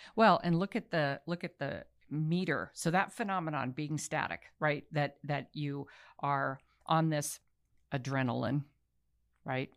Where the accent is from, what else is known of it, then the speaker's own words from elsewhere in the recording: Baltimore, Maryland, United States; I'm from Baltimore